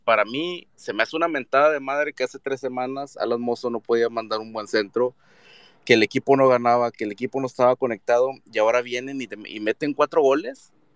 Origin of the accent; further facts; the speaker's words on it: Monterrey, Nuevo León, Mexico; yo soy regiomontano de, nacimiento y chiva de corazón